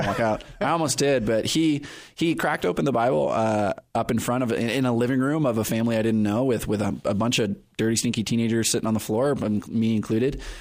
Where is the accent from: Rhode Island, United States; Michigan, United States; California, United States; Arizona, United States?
California, United States; Perris; also born or lived in Riverside, California; now in San Diego, United States; I grew up in Paris, California